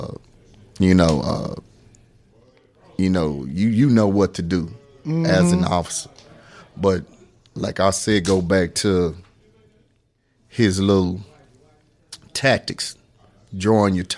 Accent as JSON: {"language": "English", "town": "Fort Worth", "region": "Texas", "country": "United States", "tie": "born or raised there", "also_born_or_lived": "Waco, Texas", "said": "I was born in Waco, but I was brought up in Fort Worth. I come from a community called Highland Hills."}